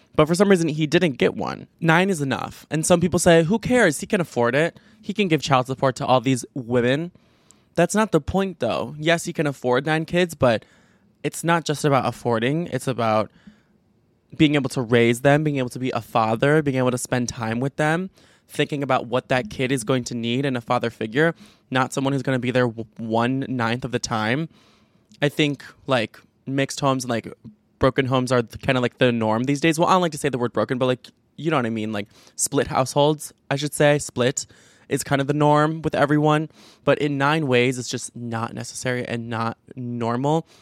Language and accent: English; Chicago, Illinois, United States; I'm from Chicago, I'm from the Chicago suburbs